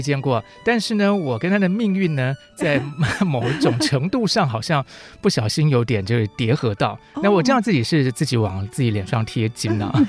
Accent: southern Taiwan, Taiwan; 我毕竟是南方长大的，对，对，所以这个台湾的阳光孕育了我这种开朗的个性

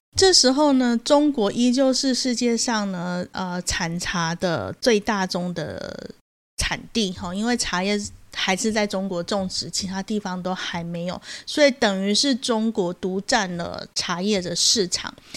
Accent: Taiwan; 我们台湾人

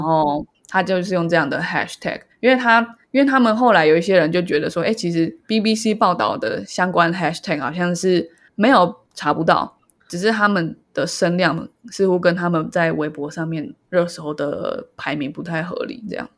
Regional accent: Taiwan; 身为台湾人的filter

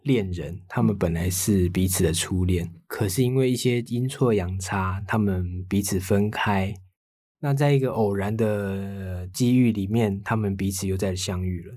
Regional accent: Taiwan; 身为台湾人的我们

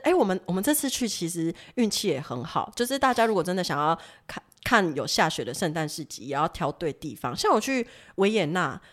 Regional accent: Taiwan; 也不是我们台湾人会喝那种手，手摇饮什么之类

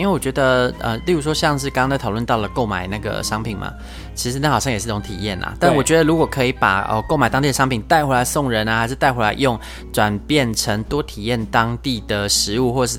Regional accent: Chiayi, Chiayi City, Taiwan; 对，我说哦，因为我妈也不在嘉义啊。然后人家说啊，你不是嘉义人吗？我说呃，对，我是嘉义人的。哦，你还是你是嘉义出生，但是你没有在嘉义生活。我说有有，我在嘉义生活啊。

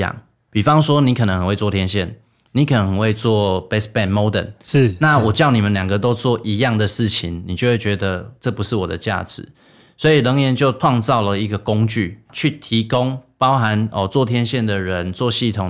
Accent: Taiwan; moved away as an adult; also born or lived in United States; 因为我是台湾人啊。所以我想要回来啊！

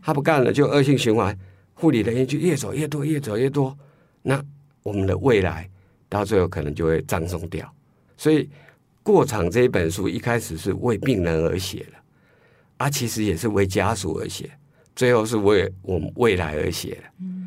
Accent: Taiwan; 我们台湾人

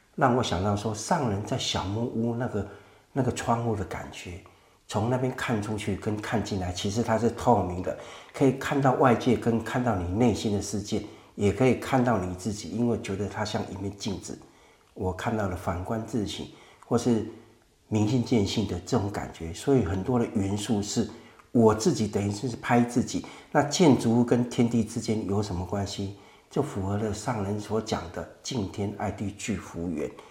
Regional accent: Guandu, Taipei, Taiwan; 我土生土长在关渡，我今年五十七岁

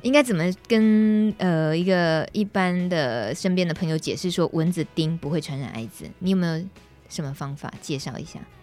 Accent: Yilan, Yilan County, Taiwan; 我来自宜兰，很多温泉鱼的地方

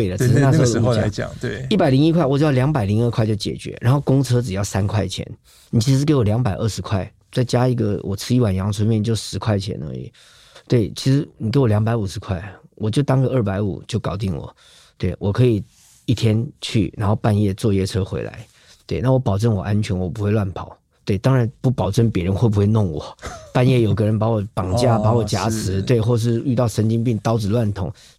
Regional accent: Tainan, Taiwan; 因为我是台南人，

